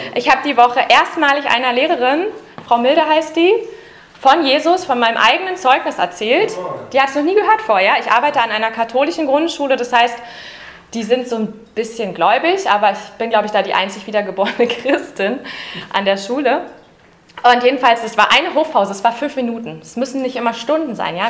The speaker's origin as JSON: {"language": "German", "region": "Berlin", "country": "Germany", "tie": "born or raised there", "said": "Ich bin ja eine Urberlinerin. Ich bin also in Ostberlin geboren"}